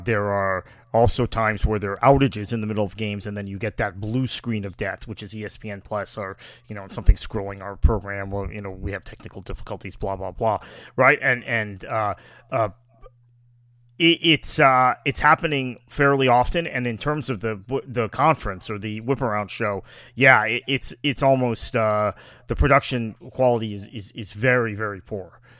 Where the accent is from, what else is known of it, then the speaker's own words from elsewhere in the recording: United States; I am fundamentally an American, and that's my identity